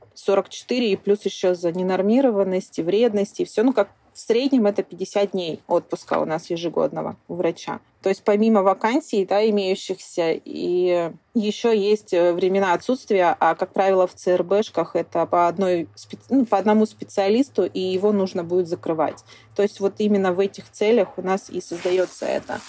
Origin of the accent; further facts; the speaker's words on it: Sakhalin Oblast, Russia; also born or lived in Khabarovsk; я коренная жительница Сахалинской области. Родилась и выросла я на севере Сахалина.